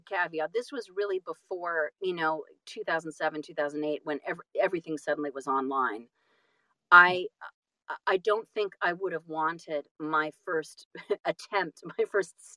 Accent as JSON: {"language": "English", "region": "California", "country": "United States", "also_born_or_lived": "Boston / New York City / Los Angeles", "said": "I'm from California"}